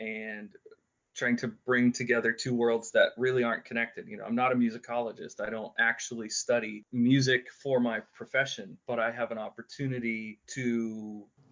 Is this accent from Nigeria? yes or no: no; Western Pennsylvania, United States; I was born and raised in Western Pennsylvania